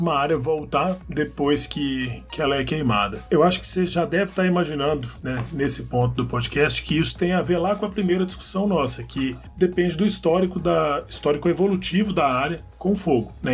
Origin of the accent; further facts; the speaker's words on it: Southeast, Brazil; eu que sou do Sudeste